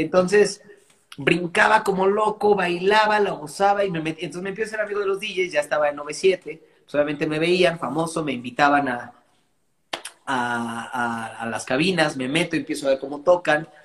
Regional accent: Mexico; yo iba a nacer en Texas, pero tres meses antes de nacer mi mamá se vino a vivir acá. Y entonces eh, en mi casa se habla inglés y yo crezco escuchando solamente música anglo.

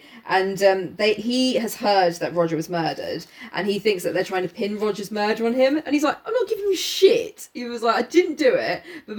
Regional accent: England, United Kingdom; I'm a full-blown Brit.

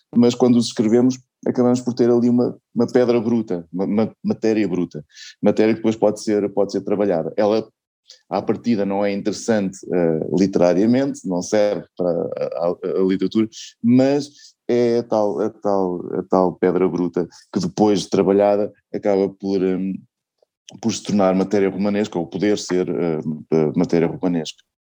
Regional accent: Portugal; sendo portuguesa

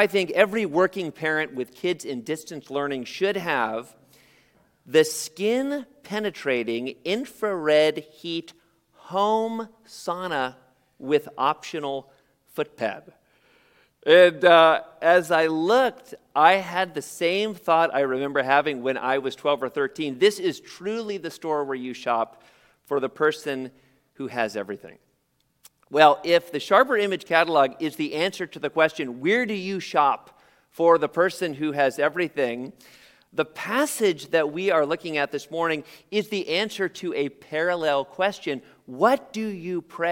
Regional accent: San Jose, California, United States; born or raised there

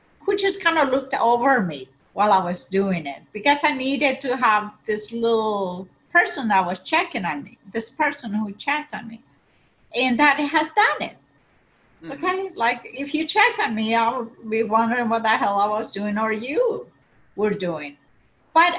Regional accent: Paraguay; now in United States; I grew up in Paraguay, South

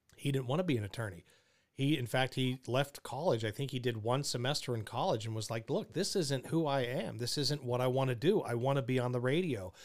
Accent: Pittsburgh, Pennsylvania, United States; Pittsburgh, my hometown

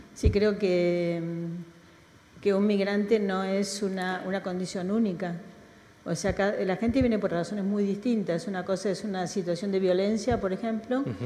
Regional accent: Argentina; accent: Argentine; moved away as an adult; now in Spain; sigo hablando como argentina. O sea, yo he mantenido el tono argentino

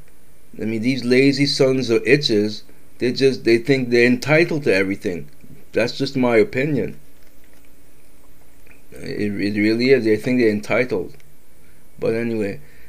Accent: Massachusetts, United States; I'm from Massachusetts

